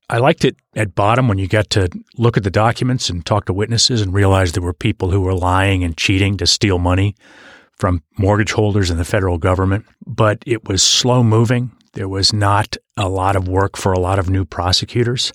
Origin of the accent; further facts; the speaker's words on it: Hanover, New Hampshire, United States; I was born and raised in Hanover, New Hampshire